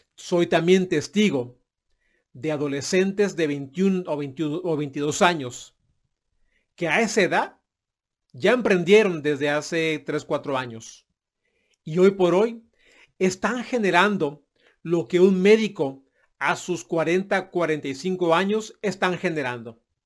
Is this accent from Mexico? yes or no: yes; Mexico; mi país de origen, que es México